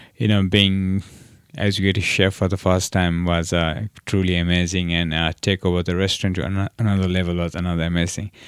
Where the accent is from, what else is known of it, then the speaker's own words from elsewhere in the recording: Nepal; also born or lived in New York; now in Nantucket, United States; I'm from Nepal